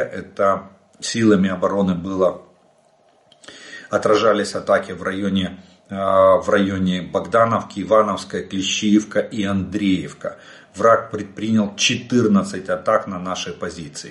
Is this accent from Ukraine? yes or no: yes; Ukraine; мы из Украины